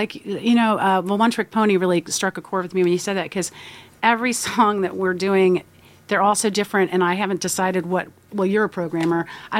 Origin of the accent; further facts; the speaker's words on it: Kentucky, United States; we're from Kentucky